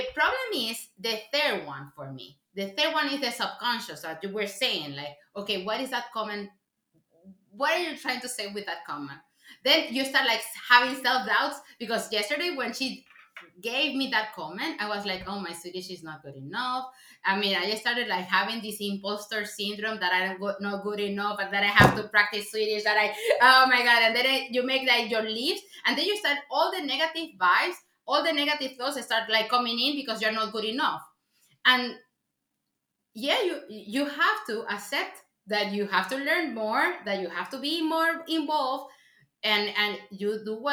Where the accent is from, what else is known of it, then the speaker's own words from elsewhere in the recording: Venezuela; first language Spanish; English is a second language; now in Sweden; I'm originally from Venezuela.